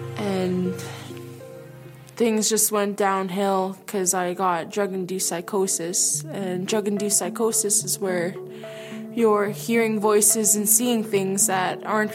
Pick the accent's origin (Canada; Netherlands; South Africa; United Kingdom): Canada; Dauphin, Manitoba; now in Brandon, Canada; I was born and raised in Dauphin, Manitoba.